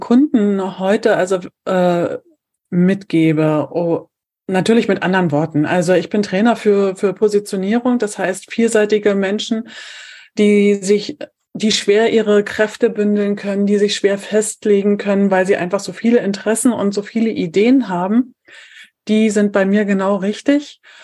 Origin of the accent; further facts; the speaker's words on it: Brandenburg an der Havel, Brandenburg, Germany; ich komme aus Brandenburg, aus der Stadt Brandenburg